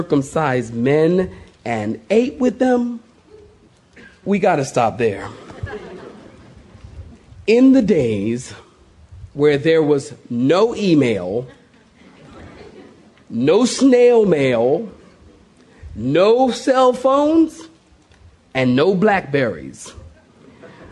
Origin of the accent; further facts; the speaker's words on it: Philadelphia, Pennsylvania, United States; I'm from Philly